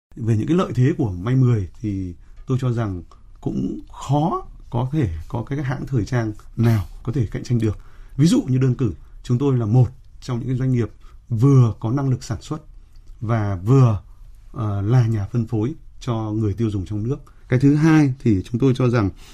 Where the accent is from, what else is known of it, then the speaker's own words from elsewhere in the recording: Vietnam; chúng tôi là người Việt Nam